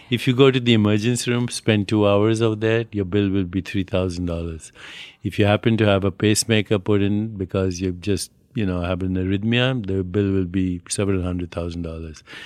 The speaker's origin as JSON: {"language": "English", "country": "India", "also_born_or_lived": "New York", "moved": "yes", "said": "I'm Indian"}